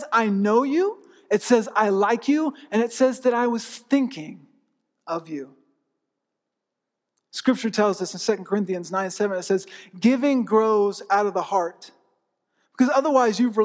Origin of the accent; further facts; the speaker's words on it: Tampa, Florida, United States; growing up, I grew up in Tampa.